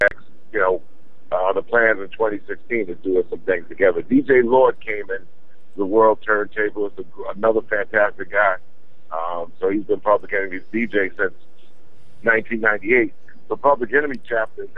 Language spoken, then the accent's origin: English; Roosevelt, New York, United States; my hometown of Roosevelt, Long Island